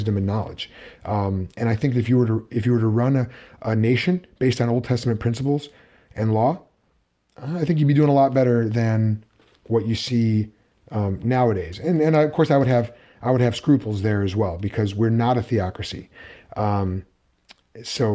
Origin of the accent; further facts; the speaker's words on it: United States; I'm speaking as an American living in the United States